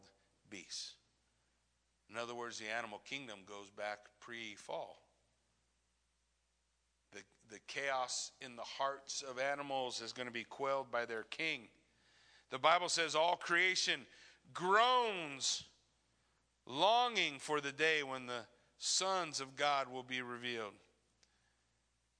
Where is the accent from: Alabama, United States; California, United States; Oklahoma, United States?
California, United States; Southern California desert, United States; I grew up in Southern California desert